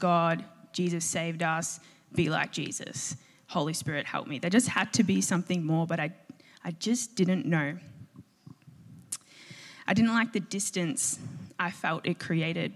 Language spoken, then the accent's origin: English; a V/Line town reached via Footscray, Victoria, Australia; my station, my hometown